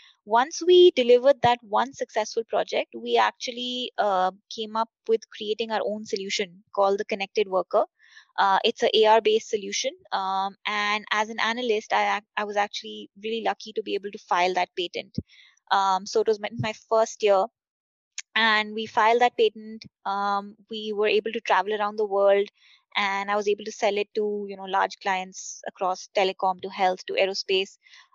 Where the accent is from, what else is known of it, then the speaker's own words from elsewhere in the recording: Budapest, Hungary; I grew up in Budapest with my dad heading an electronics firm